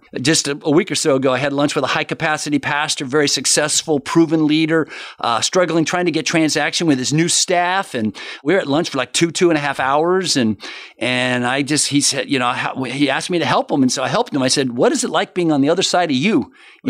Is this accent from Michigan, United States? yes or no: no; Florida, United States; also born or lived in Miami; I've been here almost all my life. I'm a Florida boy, born in Miami, grew up, moved here when I was age one.